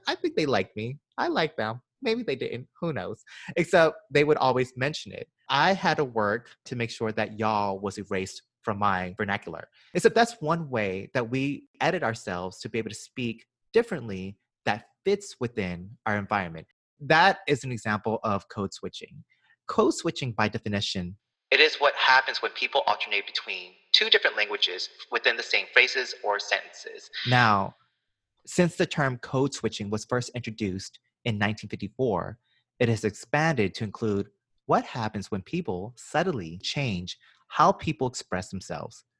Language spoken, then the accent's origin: English; Georgia, United States; now in New York, United States; so I'm from Georgia. I was born and raised in the deep south.